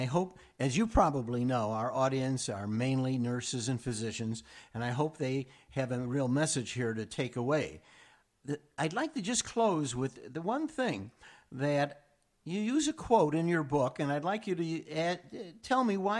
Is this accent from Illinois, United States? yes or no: yes; Chicago, Illinois, United States; I'm from Chicago.